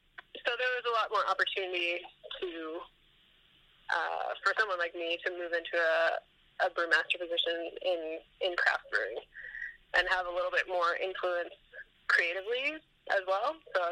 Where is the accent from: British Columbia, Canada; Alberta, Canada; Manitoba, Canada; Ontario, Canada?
British Columbia, Canada; Vancouver; And I grew up in Vancouver, and pretty much the only big brewery at the time, this would have been about 2005, in Vancouver was the Molson Brewery